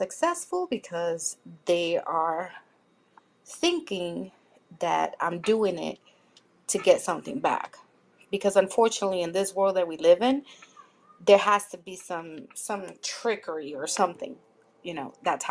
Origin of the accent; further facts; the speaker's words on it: New York City, New York, United States; I'm from the Bronx in New York